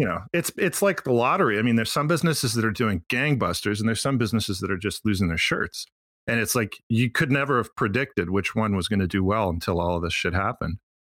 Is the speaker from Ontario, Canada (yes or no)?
no; Quebec, Canada; also born or lived in Montreal